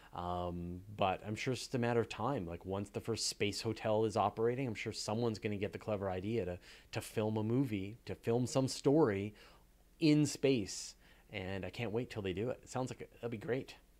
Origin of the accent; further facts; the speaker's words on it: Canada; we're both Canadian